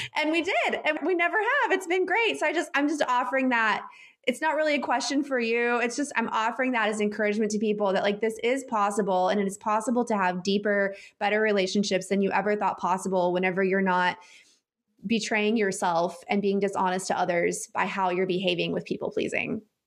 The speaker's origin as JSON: {"language": "English", "region": "Texas", "country": "United States", "tie": "born or raised there", "said": "I grew up in the Bible Belt in Texas in the Southern Baptist Church"}